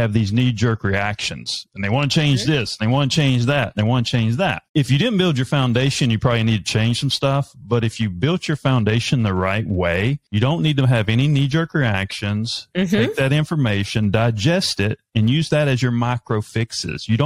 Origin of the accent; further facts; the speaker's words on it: North Carolina, United States; I'm a redneck from North Carolina.